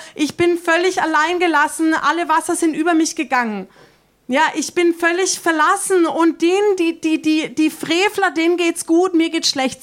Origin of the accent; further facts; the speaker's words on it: Germany; uns Deutschen